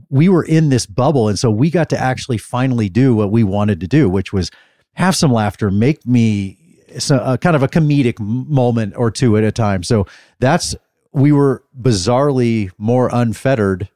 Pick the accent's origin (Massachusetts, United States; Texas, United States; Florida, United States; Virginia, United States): Texas, United States; Dallas; I'm from Dallas